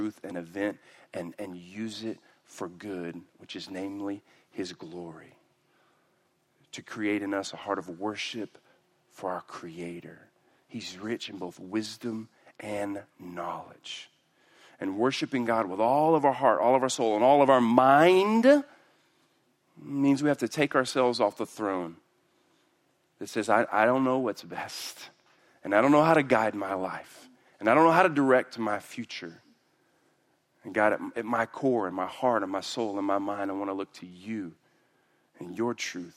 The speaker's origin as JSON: {"language": "English", "town": "Houston", "region": "Texas", "country": "United States", "said": "I'm from Houston"}